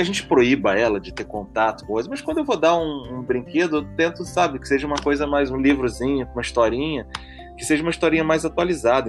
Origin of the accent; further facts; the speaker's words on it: Brazil; a gente até culturalmente, como brasileiro